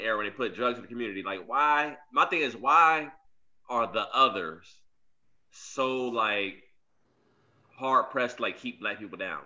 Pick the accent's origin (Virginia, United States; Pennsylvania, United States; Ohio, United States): Virginia, United States; growing up in Virginia